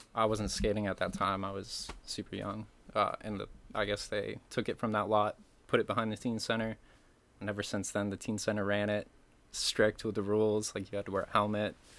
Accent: Camden, Maine, United States; also born or lived in Damariscotta, Maine / Warren, Maine; I was born there, but I grew up in Camden with my mom

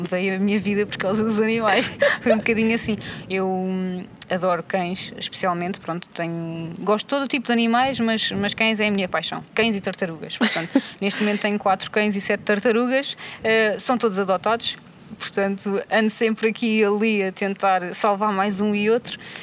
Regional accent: São Martinho, Portugal; Cresci aqui em São Martinho

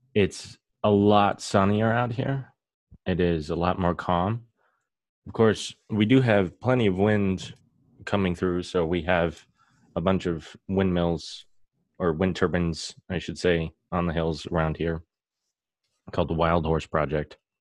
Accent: South Whidbey Island, Washington, United States; I grew up on South Whidbey Island

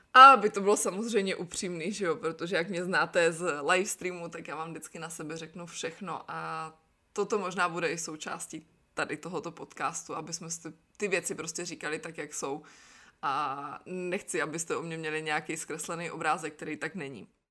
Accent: Brno, South Moravian Region, Czechia; first language Czech; moved away as an adult; also born or lived in Znojmo / Miroslav; now in Nantes, France; pocházím z Brna, narodila jsem se ale ve Znojmě. Prvních pět let mýho života jsme žili v takovém malinkém městečku na Jižní Moravě

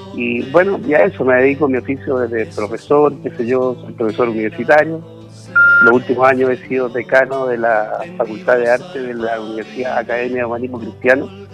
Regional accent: Santiago, Santiago Metropolitan Region, Chile; also born or lived in Valdivia; yo estudié música de niño en el conservatorio, eh, aquí en Santiago. nací en la ciudad de Santiago y después me fui a estudiar y después me fui a estudiar a Valdivia.

